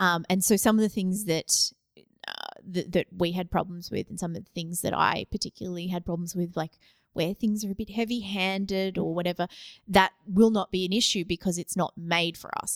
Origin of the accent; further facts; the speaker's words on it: Australia; I grew up in Australia